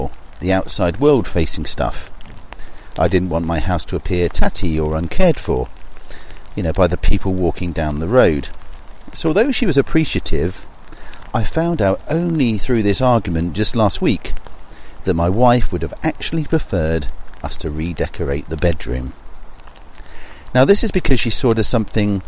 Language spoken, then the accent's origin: English; south coast of England, United Kingdom; my hometown on the south coast of England